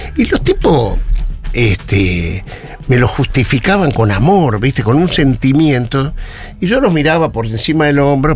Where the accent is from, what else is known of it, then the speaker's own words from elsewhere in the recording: Neuquén, Argentina; Yo me crié en Neuquén